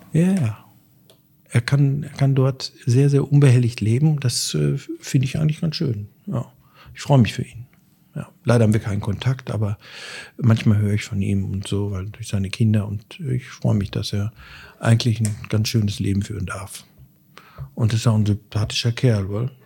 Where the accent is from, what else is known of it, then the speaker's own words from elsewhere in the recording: Schmallenberg, North Rhine-Westphalia, Germany; moved away as an adult; now in Dortmund, Germany; Ich komme aus dem Sauerland, äh, bin dort im Wald groß geworden